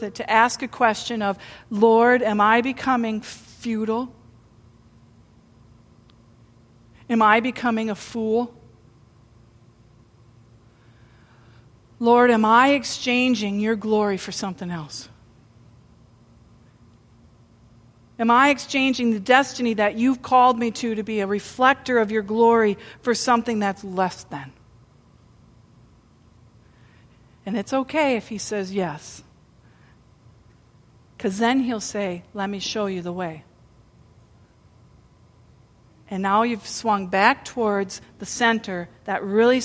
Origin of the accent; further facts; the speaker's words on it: United States; we're from the United States